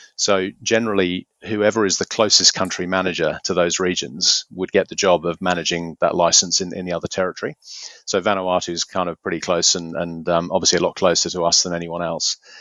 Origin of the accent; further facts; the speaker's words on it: Beaconsfield, South East England, United Kingdom; moved away as an adult; now in Hunter Valley, Australia; I grew up in South Buckinghamshire, a place called Beaconsfield